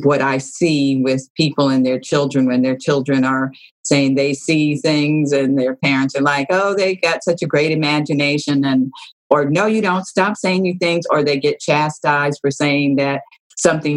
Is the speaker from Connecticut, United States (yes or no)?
no; Los Angeles, California, United States; I grew up in Los Angeles in California